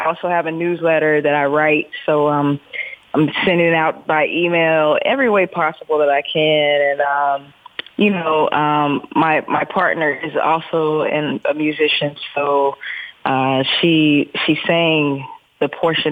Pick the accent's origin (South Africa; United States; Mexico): United States; Pleasant Grove, North Carolina; moved away as an adult; now in New York, United States; I grew up, born and raised in North Carolina in a little small town called, Pleasant Grove